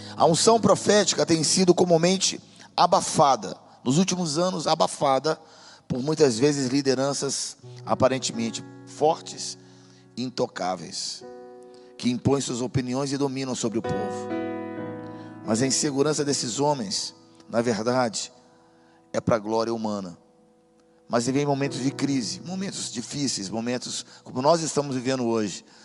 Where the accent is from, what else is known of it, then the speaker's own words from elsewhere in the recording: Brazil; eu sou brasileiro de nacionalidade, mas eu também tenho outras, eu tenho outras nacionalidades